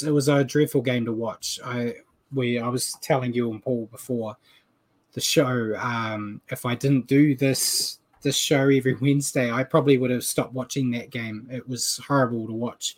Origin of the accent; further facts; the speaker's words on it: New Zealand; I'm a New Zealander